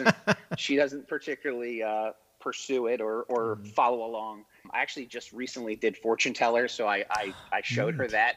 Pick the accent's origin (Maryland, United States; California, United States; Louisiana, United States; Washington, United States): Maryland, United States; Owings Mills; now in Florida, United States; I grew up in Baltimore.